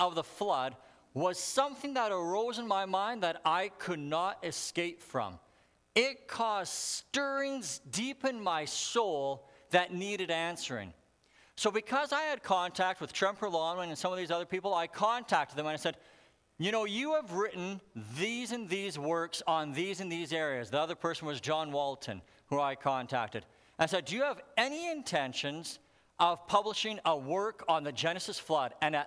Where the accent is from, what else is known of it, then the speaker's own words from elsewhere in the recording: Alberta, Canada; I grew up in Alberta, and in Alberta, there's a lot of fossils